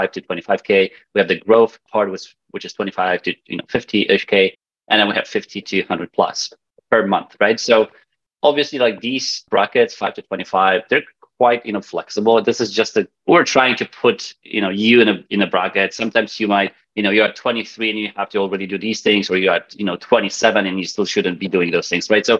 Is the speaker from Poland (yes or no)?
yes; Poland; accent: Polish; now in Vancouver, Canada; my weird accent comes from the fact that I'm Polish. Polish, I live in Canada, in Vancouver